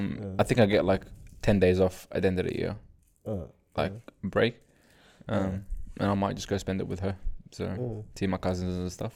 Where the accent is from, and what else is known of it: Australia; accent: Australian; moved away as an adult; now in Canada